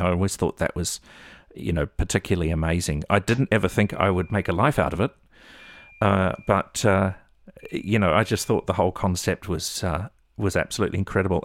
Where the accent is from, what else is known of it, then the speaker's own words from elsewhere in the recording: Melbourne, Victoria, Australia; moved away as an adult; also born or lived in New Zealand / Northern New South Wales; we ended up living and, uh, growing up in Melbourne. I lived in Melbourne for eight and a half years